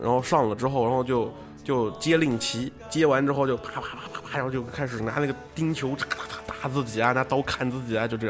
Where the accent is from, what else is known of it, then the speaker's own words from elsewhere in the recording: Thailand; 我是泰国人。